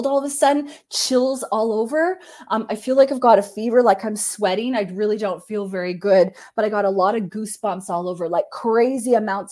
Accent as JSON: {"language": "English", "country": "Canada", "said": "I'm Canadian, so anybody who's not Canadian will have an accent to me"}